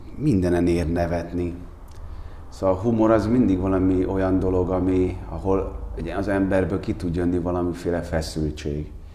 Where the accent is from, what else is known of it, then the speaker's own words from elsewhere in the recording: Székesfehérvár, Fejér, Hungary; moved away as an adult; now in Budapest, Hungary; Én, én Székesfehérvári vagyok, hát, ö, nekem is nem tudom hány éves koromig, hát én húsz éves koromban felkerültem Budapestre.